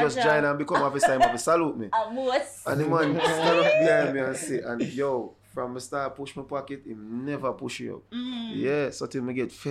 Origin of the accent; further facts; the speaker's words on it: Jamaica; moved away as an adult; I was from Jamaica.